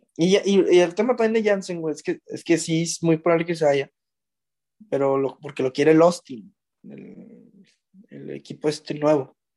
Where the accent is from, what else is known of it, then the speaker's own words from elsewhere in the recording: Mexico; Los mexicanos también